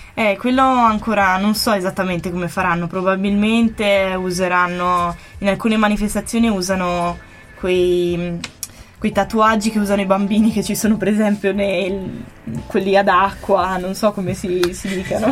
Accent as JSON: {"language": "Italian", "region": "Trentino-Alto Adige", "country": "Italy", "said": "da buona trentina"}